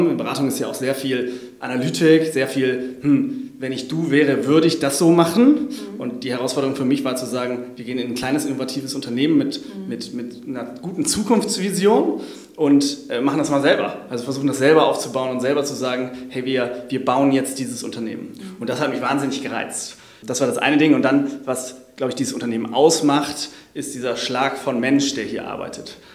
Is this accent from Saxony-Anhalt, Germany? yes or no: no; Hamburg, Germany; ich habe mich äh, sozusagen als Hamburger auch damit auseinandergesetzt